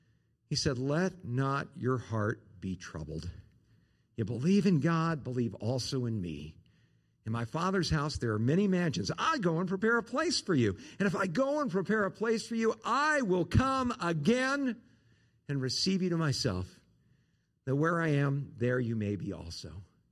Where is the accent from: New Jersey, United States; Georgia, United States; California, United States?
California, United States; Southern; now in Arizona, United States; Where I grew up in Southern California, about 50 miles north of L.A., 10 miles from the coast, in kind of this hilly area